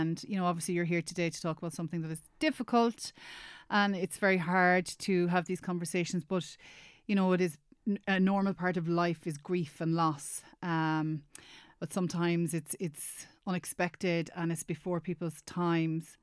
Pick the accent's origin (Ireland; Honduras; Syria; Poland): Ireland; Roscommon, Connacht; now in Galway, Ireland; I'm from Roscommon originally